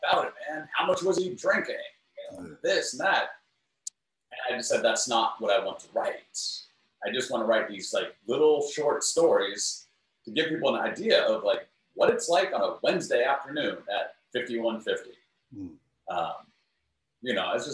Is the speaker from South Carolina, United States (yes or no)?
no; New York, United States; I'm from New York